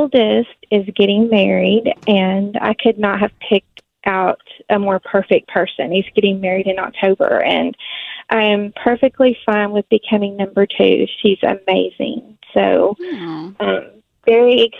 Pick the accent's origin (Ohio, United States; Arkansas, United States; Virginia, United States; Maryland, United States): Arkansas, United States; I'm from Arkansas